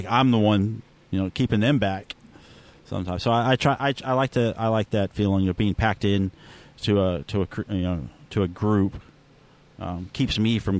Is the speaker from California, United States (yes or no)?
yes; Los Angeles, California, United States; moved away as an adult; also born or lived in North Carolina; Born and raised in Los Angeles